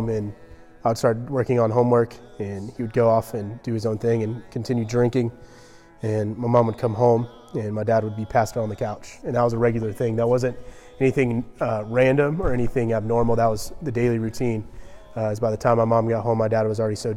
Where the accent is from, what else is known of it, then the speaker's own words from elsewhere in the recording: Georgia, United States; I grew up in Georgia, only child.